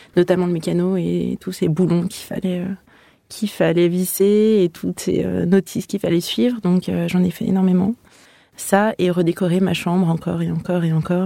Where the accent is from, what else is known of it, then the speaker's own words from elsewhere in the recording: Aix-les-Bains, Auvergne-Rhône-Alpes, France; also born or lived in Lausanne / Lyon; mon agence est basée à Lyon, mais moi, je viens d'Aix-les-Bains à la base